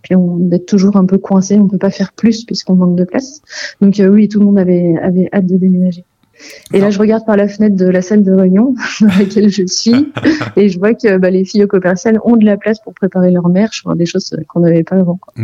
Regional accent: Vendée, Pays de la Loire, France; je suis originaire de Vendée

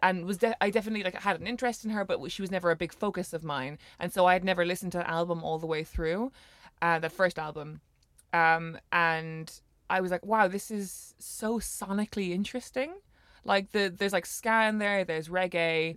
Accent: Ireland; growing up in Ireland

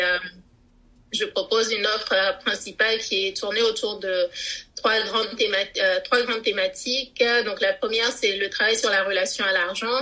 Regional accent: Togo; now in France; je suis née et j'ai grandi au Togo.

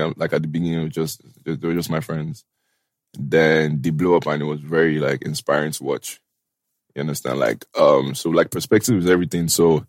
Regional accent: Ikeja, Lagos, Nigeria; So I grew up in Ikeja, in a place called Adini Jones in Ikeja. That's where I grew up.

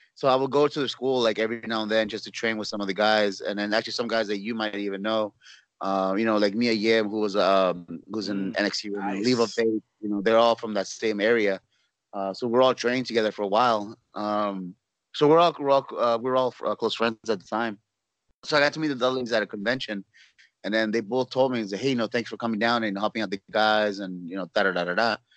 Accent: Los Angeles, California, United States; also born or lived in Orlando, Florida; now in San Antonio, United States; I'm born and raised in California

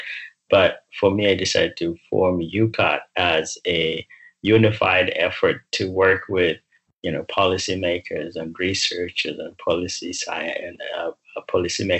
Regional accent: Uganda; now in United States; I grew up in Uganda

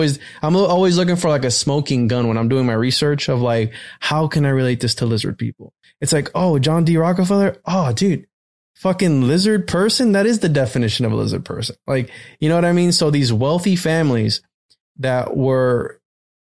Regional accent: Puerto Rico; now in Florida, United States; I'm from Puerto Rico. I was born in Puerto Rico.

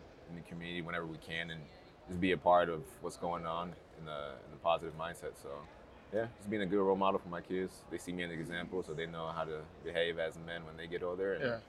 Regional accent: United States; I grew up in the States, so that's home.

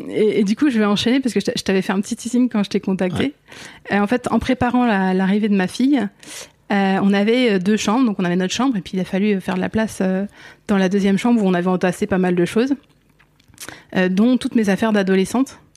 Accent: northern Essonne, near Orly, Île-de-France, France; Moi je viens de l'Essonne. Ok. Donc j'ai grandi euh, j'ai grandi tout près, ouais, tout près d'Orly, euh, toute cette zone nord essonne.

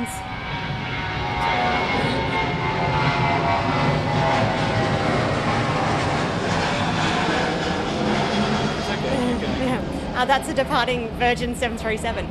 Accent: Brisbane, Queensland, Australia; I was brought up in the northern suburbs of Brisbane, Bray Park

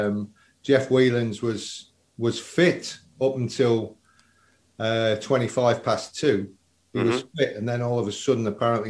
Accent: Tamworth, West Midlands, United Kingdom; the estate that I was brought up in Tamworth

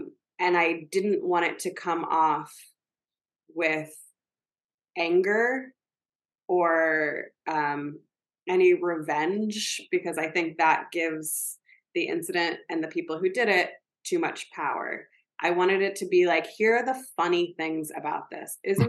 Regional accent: the South, United States; I grew up in the South, I grew up with people who were very different from me

